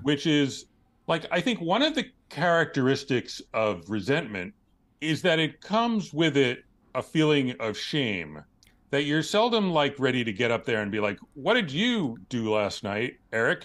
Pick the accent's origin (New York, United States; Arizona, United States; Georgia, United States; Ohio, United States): New York, United States; New York City; born or raised there